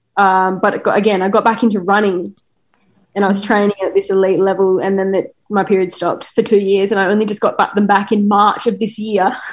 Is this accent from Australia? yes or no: yes; Australia